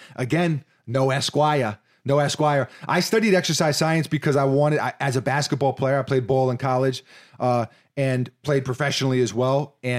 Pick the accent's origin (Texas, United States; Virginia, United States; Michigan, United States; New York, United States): New York, United States; New York City; It's like, you know, growing up in New York City, it's like, Florida, it's paradise.